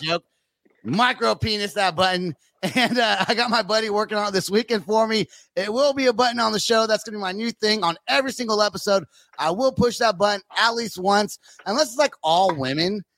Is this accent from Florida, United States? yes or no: no; California, United States; now in Oklahoma City, United States; I live in Oklahoma, but I'm from California